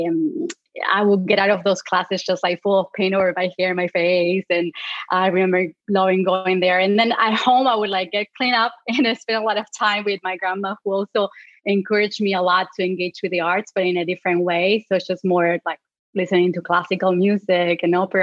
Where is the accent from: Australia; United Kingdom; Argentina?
Argentina; Patagonia; English is a second language; moved away as an adult; now in United States; I grew up in the south of Argentina, in Patagonia